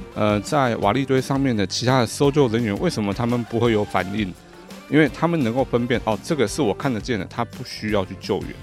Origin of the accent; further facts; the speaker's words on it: Taiwan; 我们台湾这边